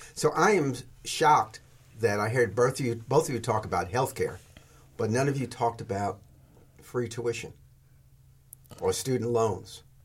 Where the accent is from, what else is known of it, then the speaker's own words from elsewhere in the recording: New York City, New York, United States; moved away; I grew up in New York City